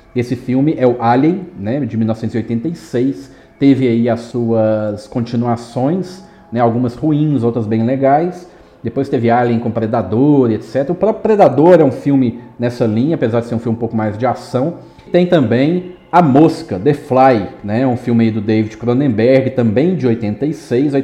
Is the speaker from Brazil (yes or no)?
yes; Minas Gerais, Brazil; eu sou mineiro